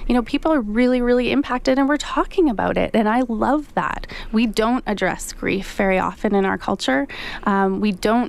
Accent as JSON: {"language": "English", "country": "Canada", "said": "We're all Canadian"}